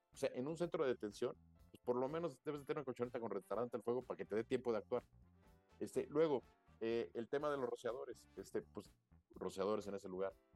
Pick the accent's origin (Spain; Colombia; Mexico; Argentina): Mexico; yo soy mexicano